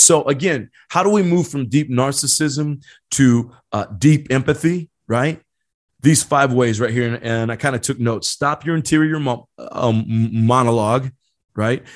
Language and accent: English; Indiana, United States; now in San Diego County, United States; I grew up in Indiana, a small town in Indiana